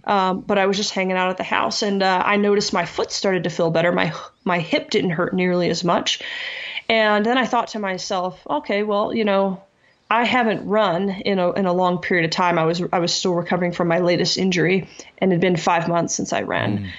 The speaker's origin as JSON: {"language": "English", "region": "South Texas", "country": "United States", "tie": "born or raised there", "said": "I grew up in South Texas"}